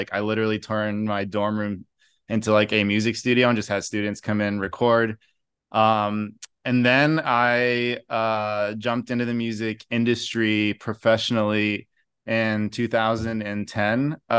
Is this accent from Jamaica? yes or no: no; Brazil; So actually was born and raised in Brazil, grew up there. So that was kind of a big part of like our culture, is just Sunday barbecues.